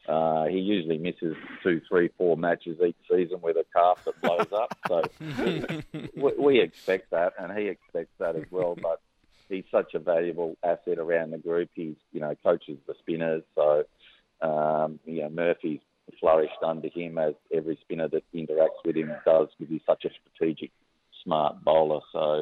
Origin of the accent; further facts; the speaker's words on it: Western Australia, Australia; also born or lived in Tasmania / New South Wales; now in Victoria, Australia; I'm an Australian cricket person. So. And with great memories from, you know, four states now. Started in WA, obviously, with my home. Tasmania, 14 years of wonderful opportunity. Same in Victoria, where home is now.